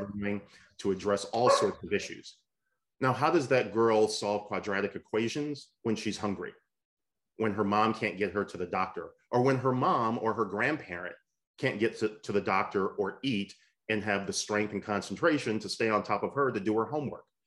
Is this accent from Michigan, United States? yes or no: yes; Michigan, United States; the state of Michigan, uh, uh which, which is wonderful as, as my home state